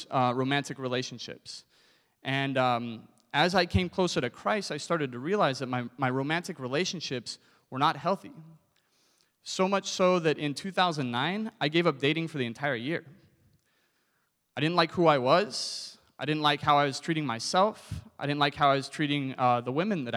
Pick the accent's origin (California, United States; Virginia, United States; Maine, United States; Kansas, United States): California, United States; Southern; I grew up in Southern California, and from high school on, I was a surfer